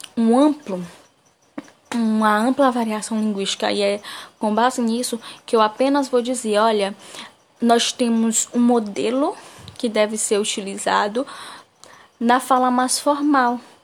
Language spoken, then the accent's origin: Portuguese; Brazil; first language Portuguese; also born or lived in Humberto de Campos, Maranhão; o nosso português falado aqui no Brasil